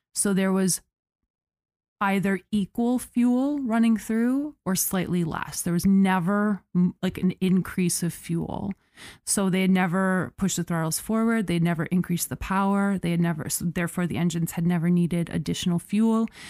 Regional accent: United States

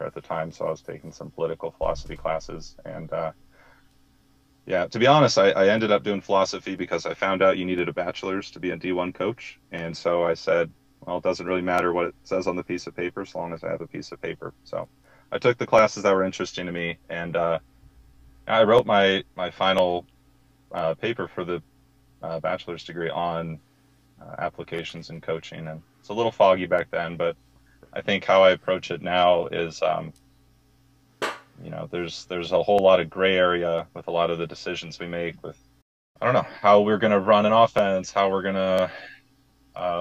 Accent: Manhattan Beach, California, United States; moved away as an adult; now in Boise, United States; I grew up in Manhattan Beach my whole life

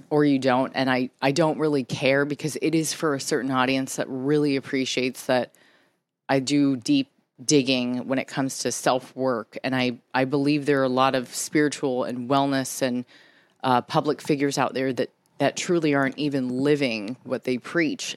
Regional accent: San Diego, California, United States; moved away as an adult; also born or lived in New York; I'm from San Diego originally

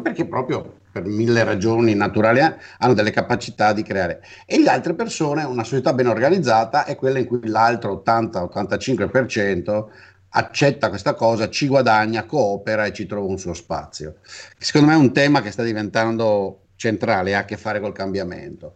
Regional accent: Venice, Veneto, Italy; io sono cresciuto intellettualmente a Venezia

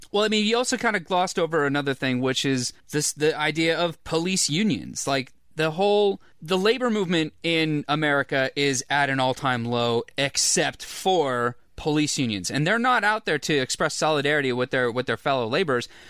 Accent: Orange County, California, United States; I am from Orange County

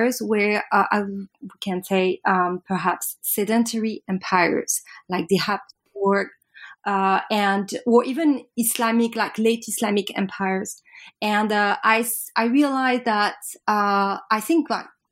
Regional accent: Paris, Île-de-France, France; I'm French from Paris, and I did my undergrad in Paris La Sorbonne

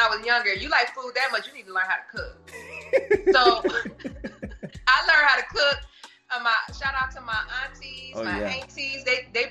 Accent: Cleveland, Ohio, United States; I'm from Cleveland

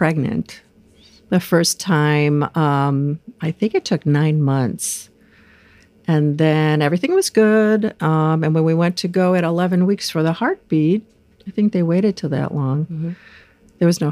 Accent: Rochester, New York, United States; now in California, United States; I'm from upstate New York, Rochester, New York, where our big family comes from originally

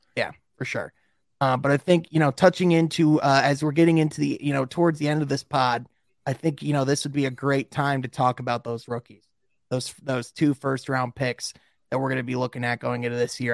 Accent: Grand Rapids, Michigan, United States; there's a big city in, in, uh, Michigan called Grand Rapids. That's where I'm

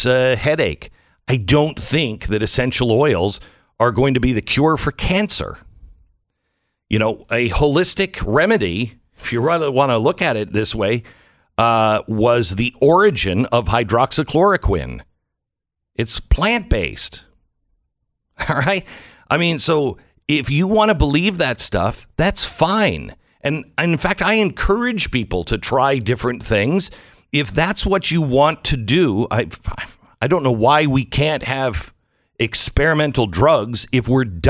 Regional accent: Washington, United States; I grew up in Washington State

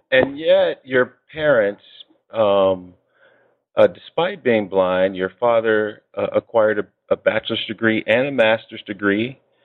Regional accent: Chicago, Illinois, United States; And I, too, am from Chicago. I'm from the west side.

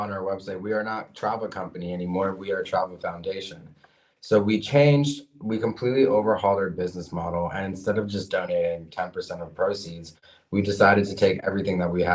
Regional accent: Lviv, Lviv Oblast, Ukraine; moved away; I was born in Ukraine, but I have a U.S. passport

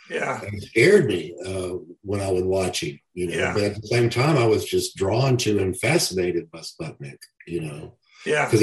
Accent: Arkansas, United States; born or raised there

